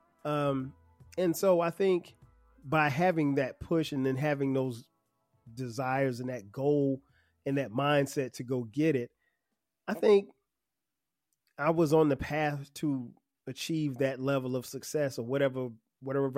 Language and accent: English; Florence, South Carolina, United States; moved away; my hometown of Florence, South Carolina